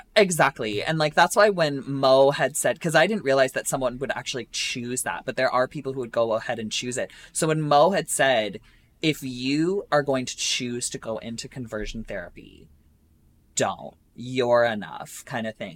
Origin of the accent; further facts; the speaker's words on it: Essex, Ontario, Canada; my hometown, I'm from Essex, Ontario